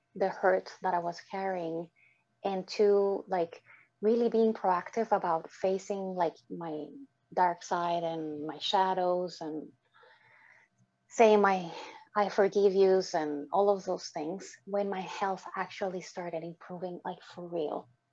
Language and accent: English; Dominican Republic; moved away; my upbringing growing up in the Dominican Republic with dysfunctional parents